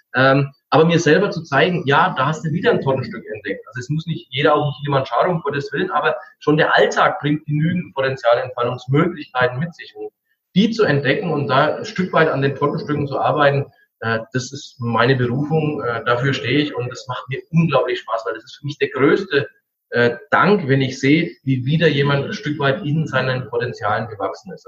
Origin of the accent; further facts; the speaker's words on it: Franconia, Bavaria, Germany; bei uns in Franken